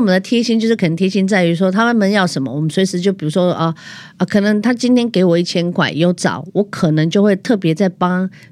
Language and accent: Chinese; southern Taiwan, Taiwan; 因为我是南部人